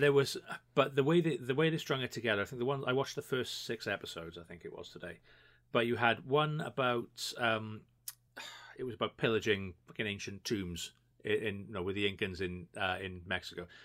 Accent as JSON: {"language": "English", "region": "Wales", "country": "United Kingdom", "said": "obviously we're Welsh"}